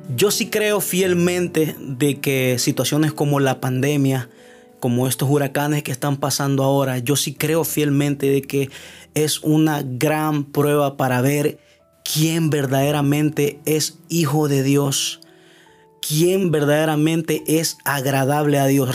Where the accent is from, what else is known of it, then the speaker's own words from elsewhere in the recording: Honduras; mi país Honduras